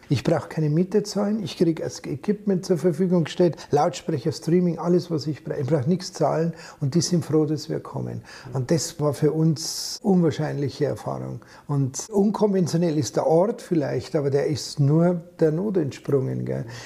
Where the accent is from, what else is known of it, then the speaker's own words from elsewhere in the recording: Bavaria, Germany; accent: Bavarian; da kann ich meinen Dialekt einbringen, weil ich es halt so normal auch rede.